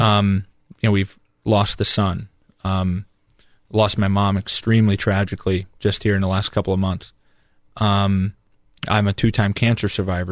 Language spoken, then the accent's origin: English; St. Henry, Ohio, United States; growing up in Saint Henry, it was a ninety-nine percent Catholic community